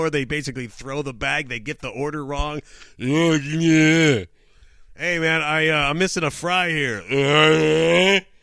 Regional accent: Canada; Uh, obviously, obviously, I'm from Canada.

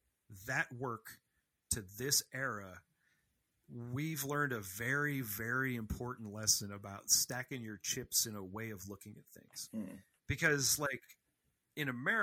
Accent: Rust Belt, United States; I'm like from the Rust Belt.

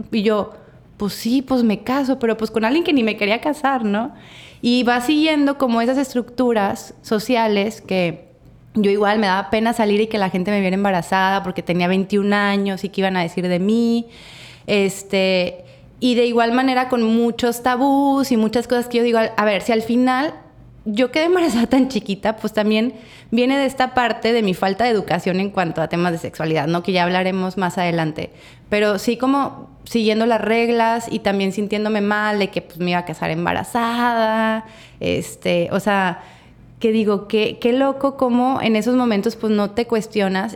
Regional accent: Torreón, Coahuila, Mexico; now in Mazatlán, Mexico; las dos somos de Torreón

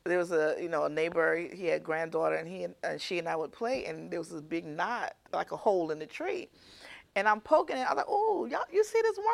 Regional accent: Boston, Massachusetts, United States; now in Sumter, United States; back to Boston

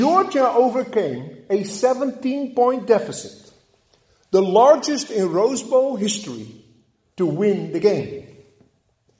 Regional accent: Netherlands; moved away; Growing up in Holland

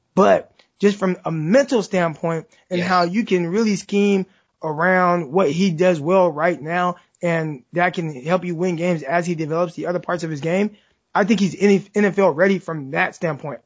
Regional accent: Stockton, California, United States; I'm from Stockton, California, which is 30 minutes south of Sacramento

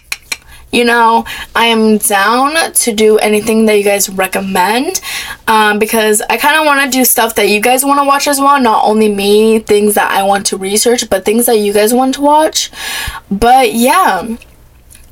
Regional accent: Florida, United States; I was born in Florida. I've lived in Florida my whole entire life.

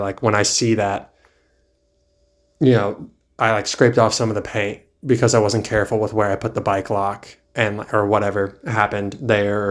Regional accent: East Coast, United States; also born or lived in California; now in Charlotte, United States; I've spent most of my life on the East Coast

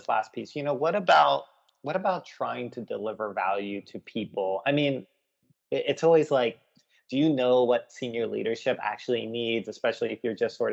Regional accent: Florida, United States; I grew up in Florida

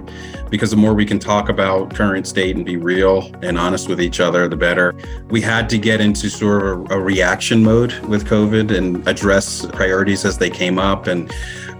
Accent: Southern New Jersey, United States; I grew up in Southern New Jersey, one of the few Black families in the community

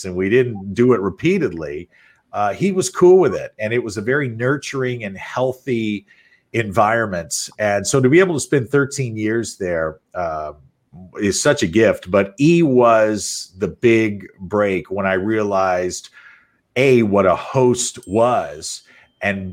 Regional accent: St. Louis, Missouri, United States; moved away; I grew up in St. Louis

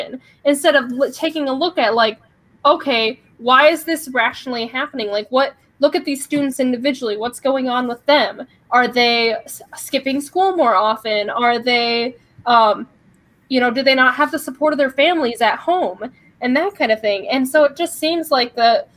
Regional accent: Midwest, United States; I'm from the Midwest and grew up on a farm

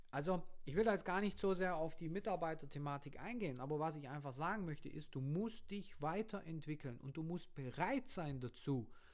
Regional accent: Germany; bei uns in Deutschland, in, vor allem jetzt auf dem Land, ich komme vom Land

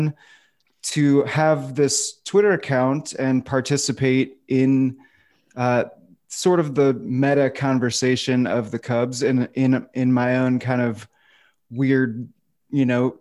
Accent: outside of Fort Wayne, Indiana, United States; I grew up in outside of Fort Wayne, Indiana, in a small town

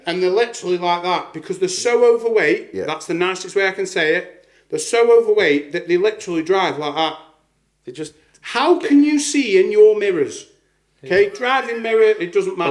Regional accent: Staffordshire, West Midlands, United Kingdom; my hometown, which I won't mention

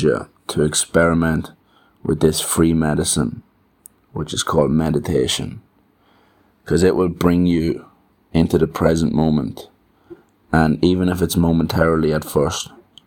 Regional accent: Ireland; as an Irishman with that home, that small town mentality

